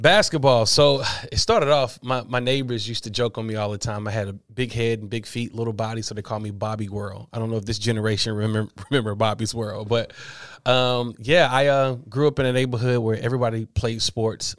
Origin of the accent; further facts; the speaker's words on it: Atlanta, Georgia, United States; I grew up in Atlanta, Georgia